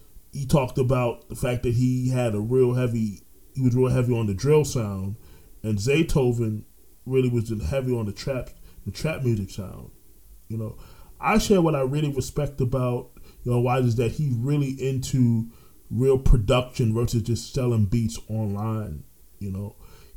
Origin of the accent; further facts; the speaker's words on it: Orlando, Florida, United States; accent: East Coast; also born or lived in New York; I'm originally from New York. But I grew up in Orlando, but people hear the East Coast accent